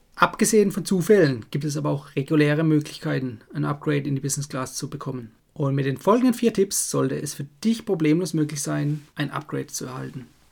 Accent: Germany; bei uns in Deutschland

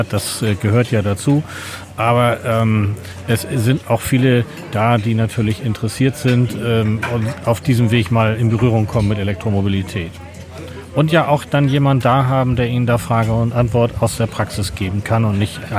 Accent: Hamburg, Germany; Ich komme aus Hamburg, bin gestern aus Hamburg hierher gekommen.

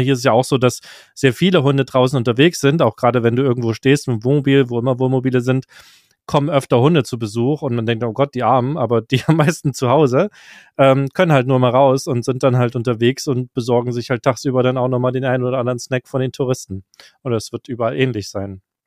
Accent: Germany; als Deutscher

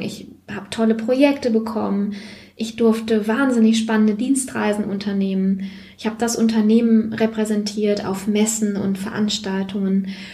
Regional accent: Siegerland, North Rhine-Westphalia, Germany; ich komme aus dem Siegerland, die kleine Schwester vom Sauerland

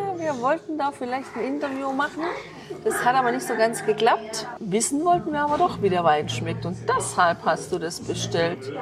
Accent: Germany; bei uns in Deutschland

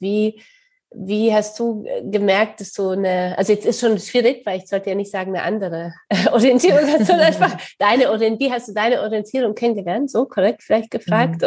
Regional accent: Poland; accent: Polish; now in Hamburg, Germany; ich komme selber aus Polen

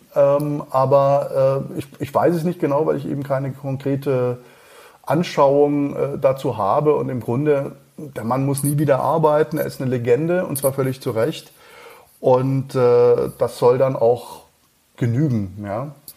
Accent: near Freiburg, Baden-Württemberg, Germany; born or raised there; moved away as an adult; also born or lived in Mannheim / Cologne; now in Munich, Germany

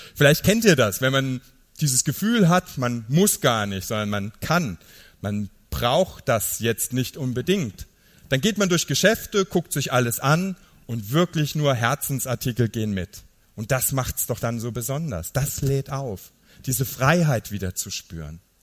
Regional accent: Niederkirchen, Saarland, Germany; Ich komme aus dem Saarland

